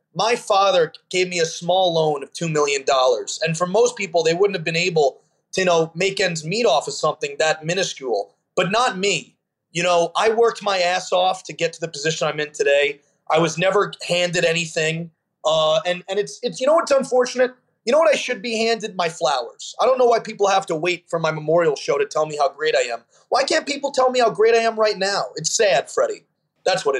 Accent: Long Island, New York, United States; a young kid growing up in Long Island

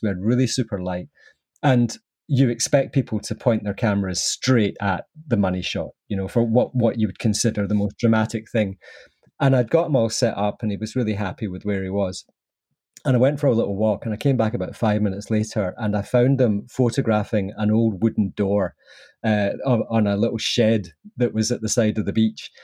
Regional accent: Southern Highlands of Scotland, United Kingdom; accent: Scottish; I was brought up in the sort of Southern Highlands of Scotland

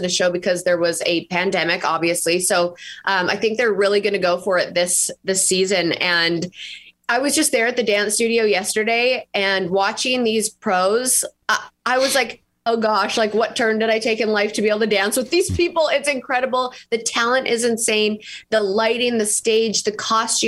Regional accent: Leduc, Alberta, Canada; moved away as an adult; also born or lived in Vancouver, Canada; now in Nashville, United States; I grew up in a little town called Leduc, Alberta that probably no one has heard of. But I moved to Vancouver and lived there for about 11 years

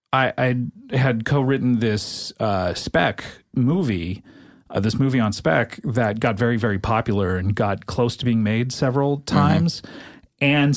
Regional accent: California, United States; also born or lived in Savannah, Georgia; I was born in Georgia, but moved to California.

